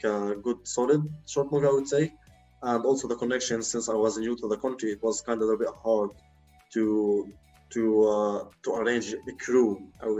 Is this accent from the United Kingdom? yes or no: no; Lebanon; moved away; in Lebanon, since it's my home country